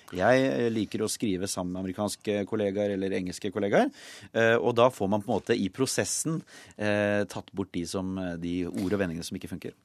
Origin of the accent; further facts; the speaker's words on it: Norway; also born or lived in England / United States; jeg er jo norsk